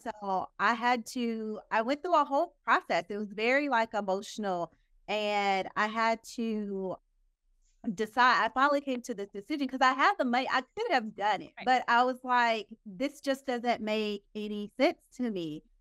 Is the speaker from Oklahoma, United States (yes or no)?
yes; Oklahoma, United States; moved away as an adult; now in Dallas, United States; my home state later on state Oklahoma. I'm from Oklahoma